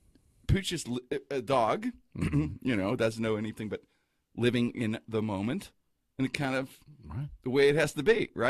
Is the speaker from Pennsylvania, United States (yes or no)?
yes; Pittsburgh, Pennsylvania, United States; I'm from the Strip.